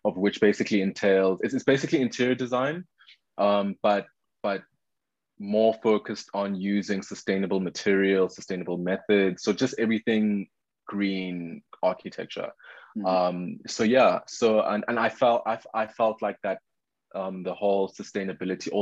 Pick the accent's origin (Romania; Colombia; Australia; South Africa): South Africa; Pretoria, Gauteng; born and raised in Pretoria, moved around a bit